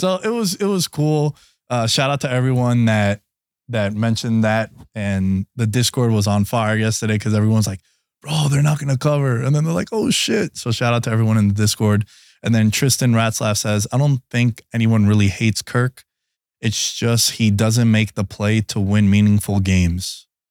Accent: New York City, New York, United States; I grew up in New York City

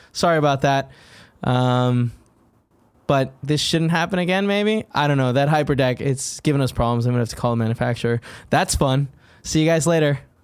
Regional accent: Southern California, United States; moved away as an adult; I grew up in Southern California, so like I was always uh, in the sun

